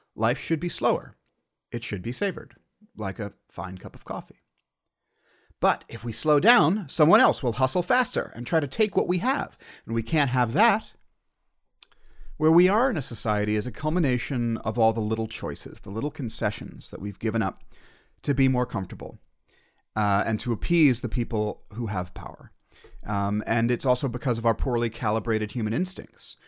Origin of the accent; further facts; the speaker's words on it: United States; as an American